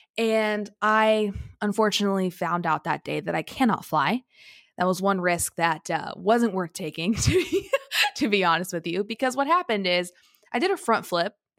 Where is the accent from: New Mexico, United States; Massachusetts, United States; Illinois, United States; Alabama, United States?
Illinois, United States; small town in Southern; I went to college thirty minutes away from my hometown